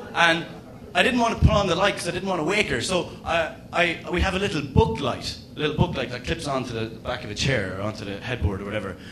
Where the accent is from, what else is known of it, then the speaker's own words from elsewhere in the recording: Ireland; as an Irishman